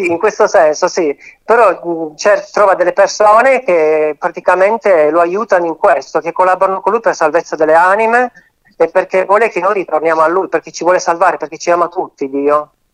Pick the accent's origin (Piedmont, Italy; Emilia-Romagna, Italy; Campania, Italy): Piedmont, Italy; Turin; sono di Torino